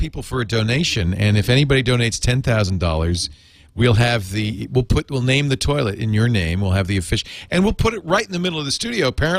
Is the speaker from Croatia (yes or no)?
no; Canada; now in Las Vegas, United States; So, but I'm Canadian. I'm a Canadian citizen. It's legal for me to play poker in Canada, in my home in Canada.